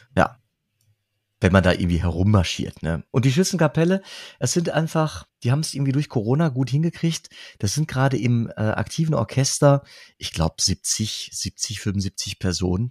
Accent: Dorsten, North Rhine-Westphalia, Germany; born or raised there; moved away; also born or lived in Münster

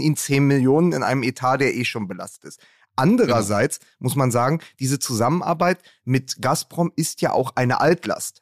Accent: Berlin, Germany; als Berliner

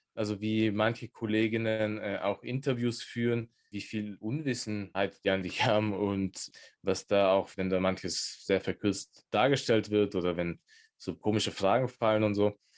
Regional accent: Innsbruck, Tyrol, Austria; born or raised there

